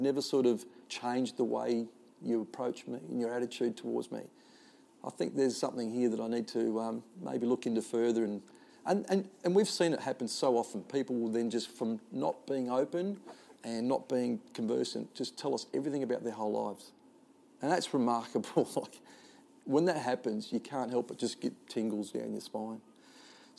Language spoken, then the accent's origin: English; Adelaide, South Australia, Australia; I come from Glenelg or western suburbs of Adelaide or Lockleys or the Cooyonga Golf Club, which is around the corner